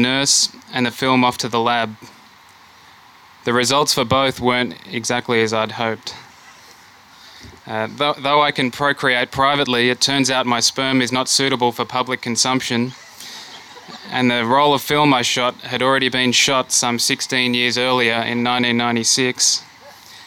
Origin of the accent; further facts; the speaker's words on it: Australia; also born or lived in Germany / Melbourne, Australia; As an Australian